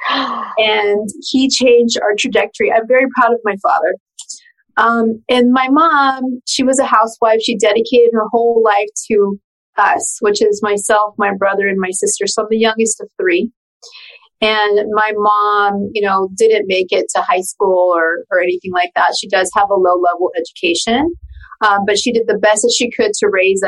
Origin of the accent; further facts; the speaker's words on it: Pasadena, California, United States; first language Spanish; English is a second language; I was actually born in Pasadena, California.